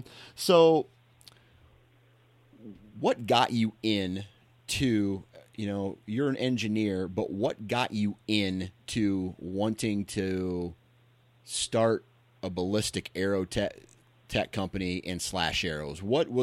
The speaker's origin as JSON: {"language": "English", "region": "Iowa", "country": "United States", "said": "So I'm a flatlander from Iowa."}